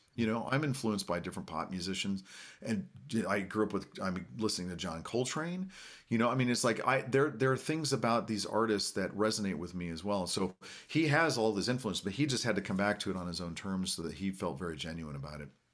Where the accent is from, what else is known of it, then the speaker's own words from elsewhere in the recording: Norman, Oklahoma, United States; now in Oklahoma City, United States; I am Chickasaw, Indian from Oklahoma. I was born here in Norman.